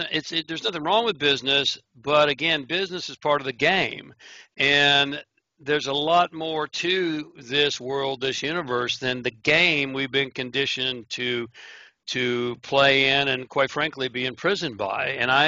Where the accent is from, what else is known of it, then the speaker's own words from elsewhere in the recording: Oklahoma, United States; also born or lived in Honolulu, Hawaii; I was born in Honolulu, Hawaii, but I grew up, I guess my formative years was in Oklahoma. So if you hear a little bit of an accent that's still hanging on, that's where that's from.